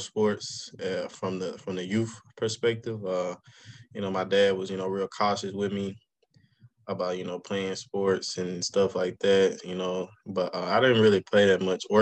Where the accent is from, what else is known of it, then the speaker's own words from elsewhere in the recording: Monroe, Louisiana, United States; I'm from Monroe, Louisiana. Originally, I went to Carroll High School during my high school days.